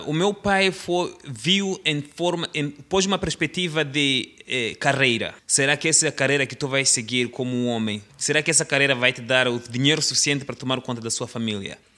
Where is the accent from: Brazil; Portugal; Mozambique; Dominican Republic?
Mozambique; quando eu era jovem, lá em Moçambique, o meu plano era de ser um, um futebolista.